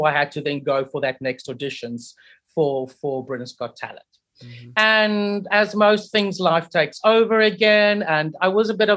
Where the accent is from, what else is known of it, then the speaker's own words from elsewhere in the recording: Port Elizabeth, Eastern Cape, South Africa; moved away as an adult; also born or lived in United Kingdom; I am originally from Port Elizabeth